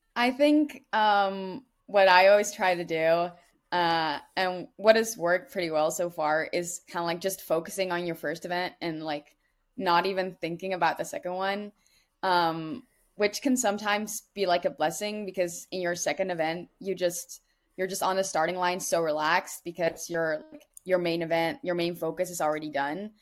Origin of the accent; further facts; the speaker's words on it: Netherlands; moved away as an adult; now in United States; I'm from the Netherlands